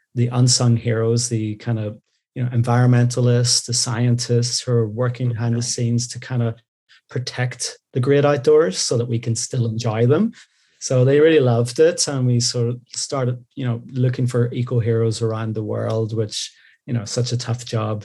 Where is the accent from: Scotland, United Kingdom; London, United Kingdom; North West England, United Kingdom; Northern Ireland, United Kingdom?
Northern Ireland, United Kingdom; Belfast; moved away as an adult; now in Tokyo, Japan; I'm from Belfast originally, Northern Ireland.